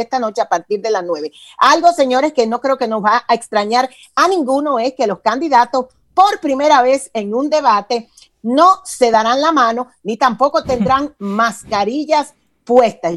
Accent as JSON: {"language": "Spanish", "country": "Dominican Republic", "moved": "as an adult", "lives_now": "Atlanta, United States", "said": "yo soy de origen dominicano, pero tengo más de veintitantos años, para que no calculen, eh, establecida en el estado de Georgia, en la ciudad de de Atlanta. Yo en República Dominicana estudié publicidad"}